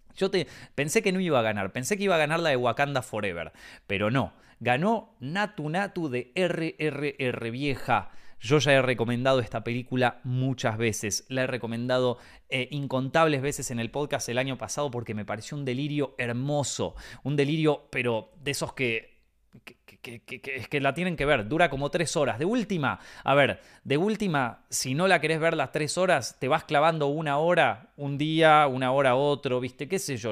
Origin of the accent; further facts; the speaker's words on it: Argentina; como argentino